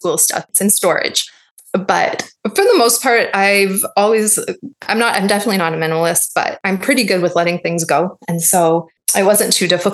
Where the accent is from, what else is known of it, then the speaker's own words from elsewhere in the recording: Toronto, Ontario, Canada; I grew up in Toronto